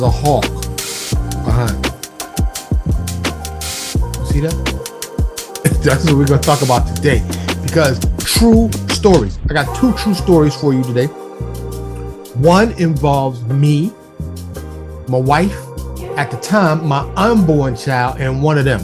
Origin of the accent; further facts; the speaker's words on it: New York City, New York, United States; moved away as an adult; now in Texas, United States; I'm from New York City. Born and raised. Primarily ran around Harlem and the Bronx, but also ran around Queens and Brooklyn as well.